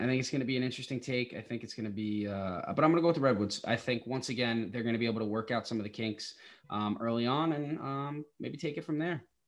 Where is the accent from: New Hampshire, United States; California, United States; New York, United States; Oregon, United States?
New York, United States; Long Island; I'm from Long Island